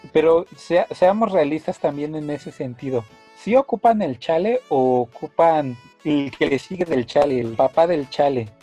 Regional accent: Mexico; nosotros como mexicanos

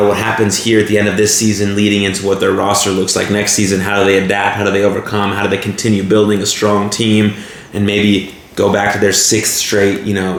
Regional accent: Dallas, Texas, United States; we're from Dallas area

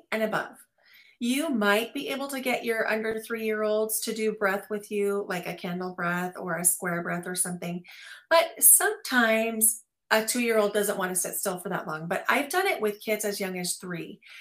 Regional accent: Midwest, United States; I grew up in the Midwest

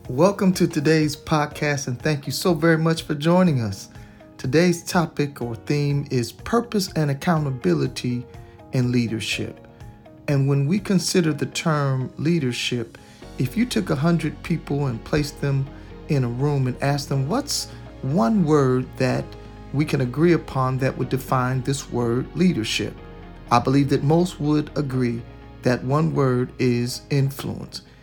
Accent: Detroit, Michigan, United States; my hometown of Detroit, Michigan

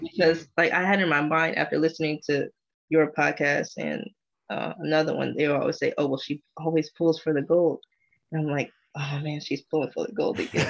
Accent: United States; being an American

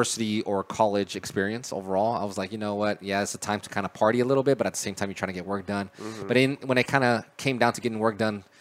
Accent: El Paso, Texas, United States; moved away as an adult; now in Dallas, United States; I was actually born in El Paso, grew up there until I graduated high school

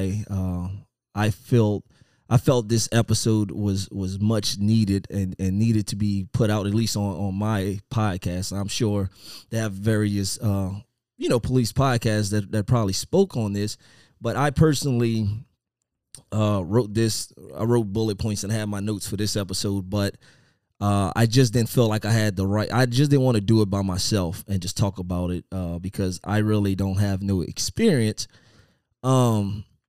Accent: Louisiana, United States; moved away; I'm originally from Louisiana, and my old agency, Lafayette

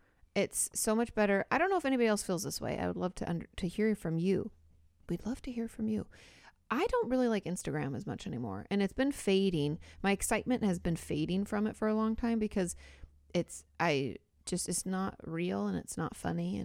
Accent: Boston, Massachusetts, United States; I grew up in Boston and there used to be an outdoor concert on the Boston Common.

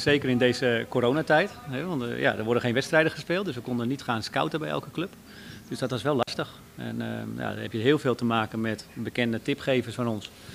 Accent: Den Helder, North Holland, Netherlands; kom uit Den Helder, geboren en getogen

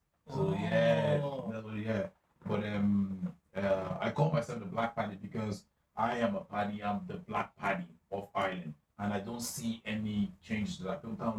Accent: Nigeria; As a Nigerian person, I don't know why, I'll feel so reluctant because this water is created by Nkechi.

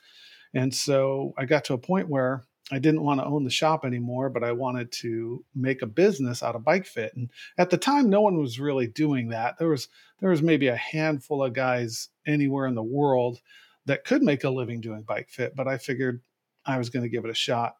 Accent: United States; also born or lived in San Diego, California / Irvine, California; as an American with who didn't speak the language

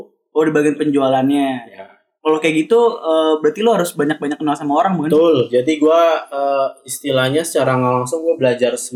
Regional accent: Jakarta, Indonesia; karena uh, dia tahu gue itu dari Jakarta

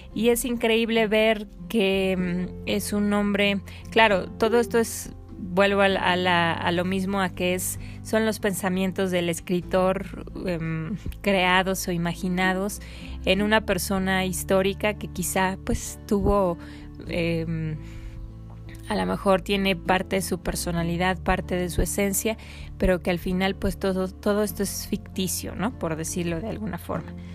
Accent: Mexico

